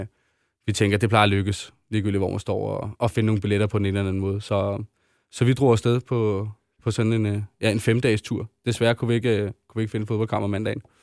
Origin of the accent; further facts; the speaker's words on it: Denmark; vi er danskere